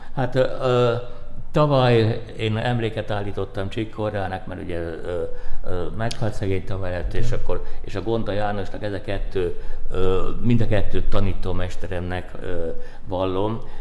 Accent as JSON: {"language": "Hungarian", "town": "Szombathely", "region": "Vas", "country": "Hungary", "tie": "born or raised there", "moved": "yes", "said": "szombathely nekem a szülővárosom"}